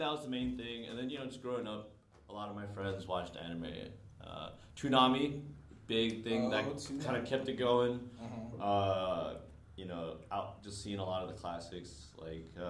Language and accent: English; San Francisco, California, United States; growing up in San Francisco, in Chinatown